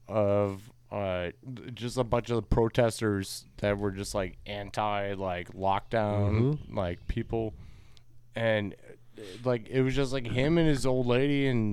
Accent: Wisconsin, United States; now in Gainesville, United States; from my accent, I'm from Wisconsin.

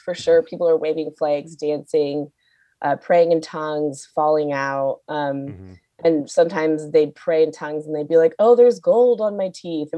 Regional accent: Seattle, Washington, United States; I grew up in Seattle.

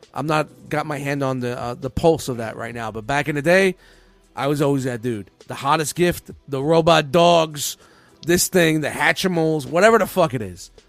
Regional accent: New York City, New York, United States; we grew up in Canarsie, Brooklyn.

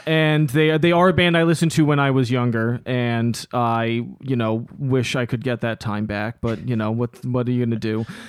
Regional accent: New York City, New York, United States; growing up, uh, in Lower Manhattan, growing up in New York City in the nineties and early two thousands

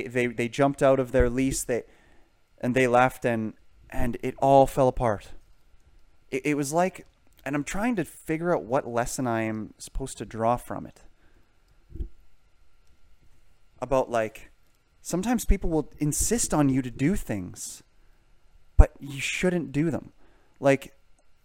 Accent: United Kingdom; now in Canada; I am British

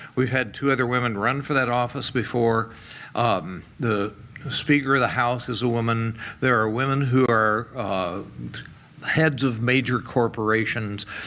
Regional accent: United States; showing up there as an American

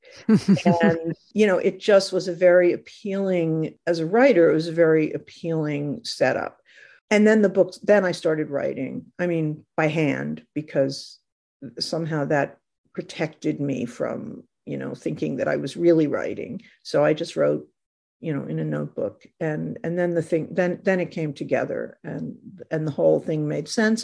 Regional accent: Connecticut, United States; also born or lived in New York; now in Los Angeles, United States; I wrote about where I grew up in Connecticut, for a long time while I was living in New York

